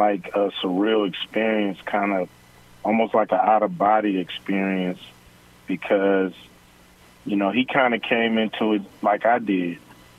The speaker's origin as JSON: {"language": "English", "town": "Los Angeles", "region": "California", "country": "United States", "tie": "born or raised there", "said": "I was bused from South Central to the Valley School, but I had to go back every day. I had to go back home every day."}